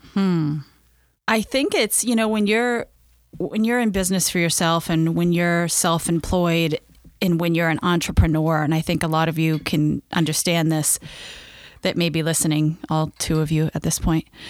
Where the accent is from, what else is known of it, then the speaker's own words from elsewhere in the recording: Maine, United States; I grew up in Maine